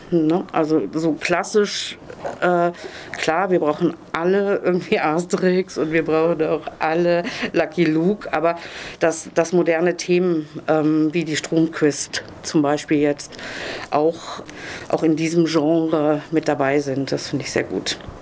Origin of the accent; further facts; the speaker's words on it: Zonenrandgebiet, Germany; ich bin im Zonenrand aufgewachsen